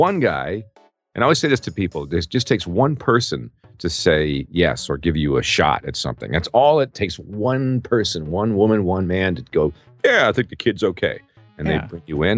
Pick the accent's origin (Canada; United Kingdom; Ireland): Canada; Peterborough, Ontario; now in United States; in my hometown of Peterborough, Ontario, Canada, many years ago.